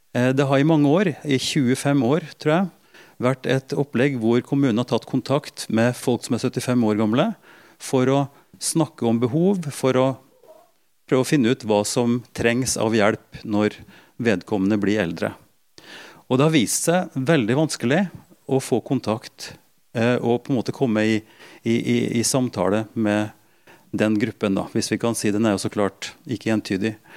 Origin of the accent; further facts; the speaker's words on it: Norway; Som nordmann i, i mange generasjoner